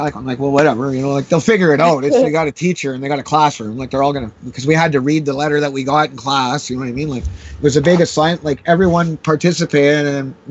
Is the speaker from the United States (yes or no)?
no; Canada